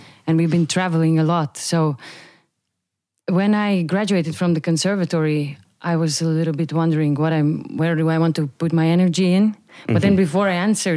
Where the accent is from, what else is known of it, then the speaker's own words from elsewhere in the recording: Riga, Latvia; moved away as an adult; now in Amsterdam, Netherlands; Studied in a choir school in Latvia, in Riga.